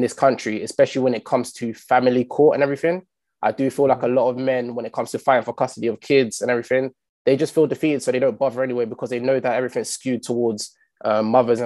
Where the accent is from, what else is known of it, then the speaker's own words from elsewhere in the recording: London, United Kingdom; I grew up in Stockwell for my teenagehood